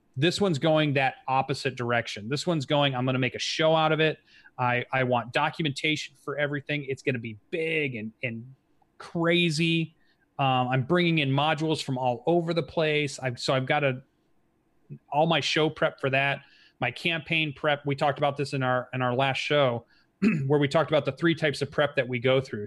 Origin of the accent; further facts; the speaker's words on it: Kalamazoo, Michigan, United States; from my hometown